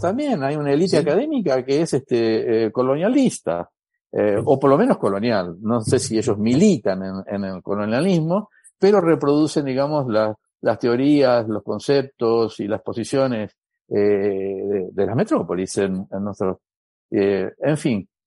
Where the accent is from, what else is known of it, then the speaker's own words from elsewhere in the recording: Brazil; Spanish is a second language; soy brasilero